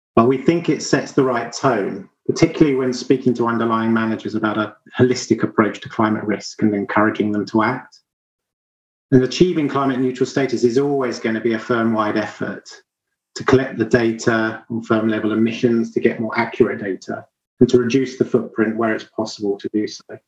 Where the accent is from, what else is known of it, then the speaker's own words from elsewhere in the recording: Sussex, South East England, United Kingdom; where I grew up in the far south of England. So, thinking of home for me, it would be the Ashdown Forest in Sussex.